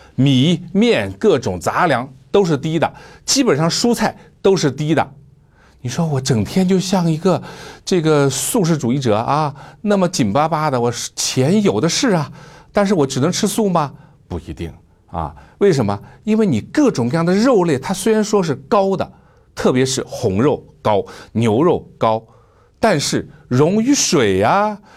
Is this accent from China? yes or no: yes; China; 我们中国人一个习惯啊